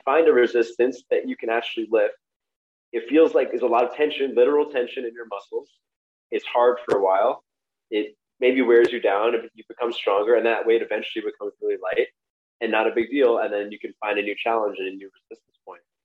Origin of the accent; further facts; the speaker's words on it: New York City, New York, United States; I grew up in Brooklyn also